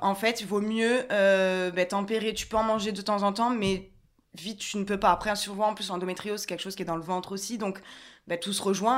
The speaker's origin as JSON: {"language": "French", "town": "Ajaccio", "region": "Corsica", "country": "France", "tie": "born or raised there", "also_born_or_lived": "Paris", "moved": "as an adult", "said": "je suis originaire de Corse, d'Ajaccio"}